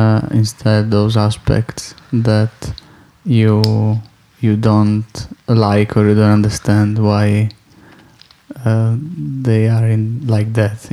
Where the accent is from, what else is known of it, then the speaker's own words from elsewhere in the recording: Italy; I'm from Italy, so it's a country that perhaps dimensions are similar to the one to Britain